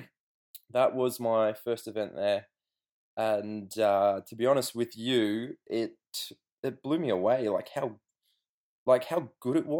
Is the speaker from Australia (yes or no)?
yes; Australia; now in England; I'm Aussie.